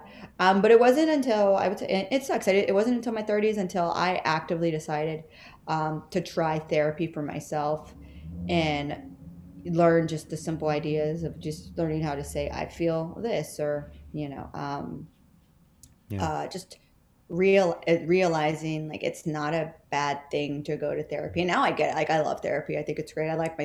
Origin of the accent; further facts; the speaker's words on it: Texas, United States; moved away as an adult; now in New York City, United States; I'm from Texas